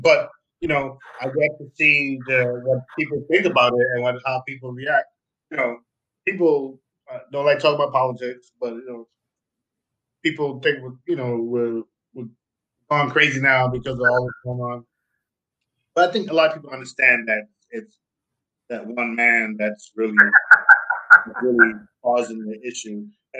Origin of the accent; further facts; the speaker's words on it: Jamaica; also born or lived in Queens, New York, United States; now in Germany; I'm Jamaican